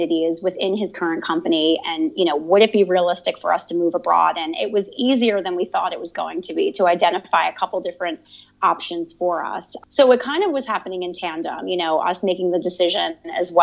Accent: Howell, New Jersey, United States; moved away as an adult; now in Barcelona, Spain; I'm originally from New Jersey, a place called the Jersey Shore. More specifically, the town is Howell

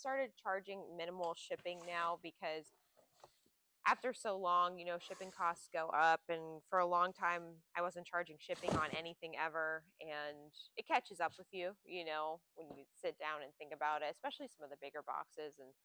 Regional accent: Pennsylvania, United States; moved away; I grew up in Pennsylvania

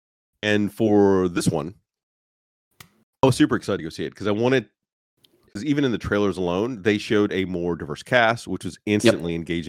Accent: Auburn, Alabama, United States; Growing up in Alabama, there was actually relatively easy to get a ticket and see it, so I was able to see each. Auburn, Alabama.

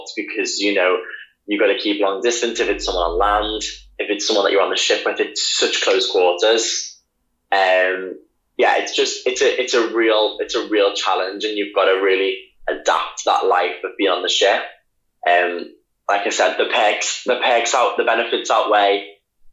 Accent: Liverpool, North West England, United Kingdom; moved away; also born or lived in Leeds / London; I am from Liverpool

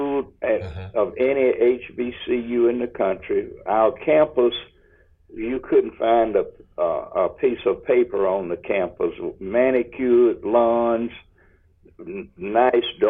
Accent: Union, United States; we're both from Union

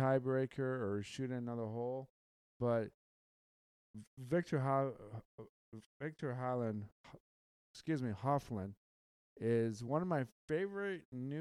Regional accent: Michigan, United States; I'm from the Midwest. I'm from Michigan. I am from the Great Lakes State

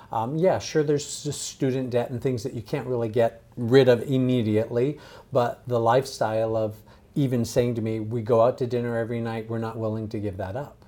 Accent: San Diego, California, United States; I grew up in San Diego

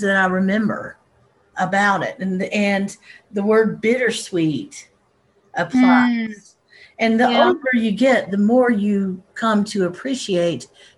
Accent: Asheville, North Carolina, United States; I'm from Asheville, we said the Christmas season

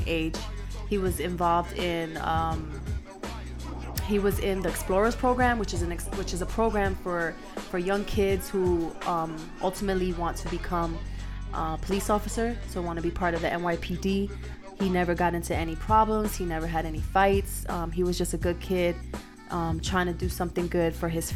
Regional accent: New York City, New York, United States; now in El Paso, United States; In the South Bronx, you know, my hometown.

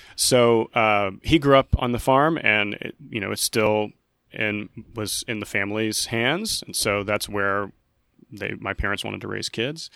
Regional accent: Skiatook, Oklahoma, United States; I'm originally from Skytook, Oklahoma

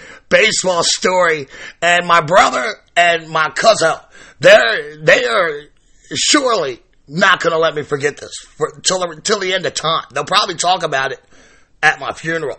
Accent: Baltimore, Maryland, United States; now in Pawleys Island, United States; my hometown of Charm City, Baltimore, Maryland

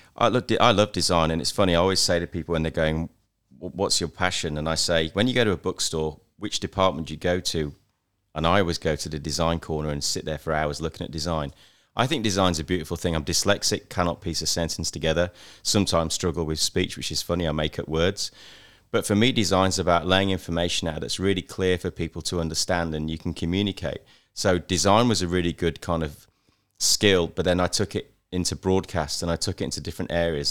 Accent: Knaresborough, Yorkshire and the Humber, United Kingdom; now in Australia; I grew up in England in a little market town

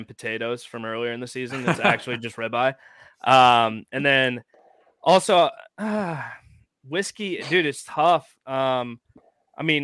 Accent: St. Louis, Missouri, United States; Growing up in St. Louis

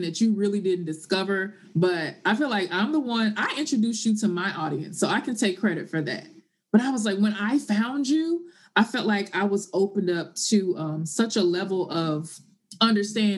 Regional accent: Memphis, Tennessee, United States; moved away as an adult; also born or lived in Martin, Tennessee; now in New York City, United States; Born and raised in Tennessee, Memphis, Tennessee, to be exact

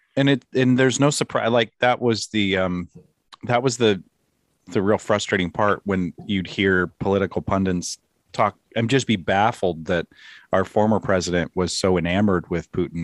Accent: United States

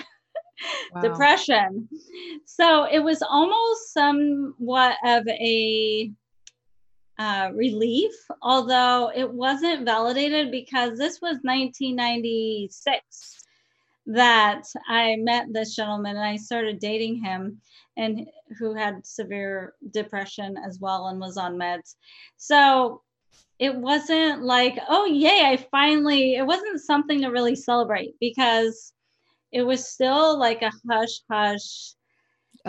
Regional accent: San Diego, California, United States; moved away as an adult; also born or lived in Colorado; now in Oregon, United States; I'm originally from San Diego, California, and I didn't know how good I had it in San Diego, California

